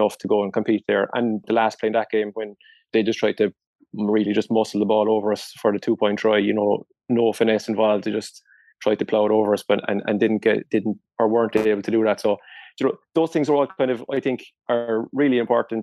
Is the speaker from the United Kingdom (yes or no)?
no; Ireland; culturally as Irish people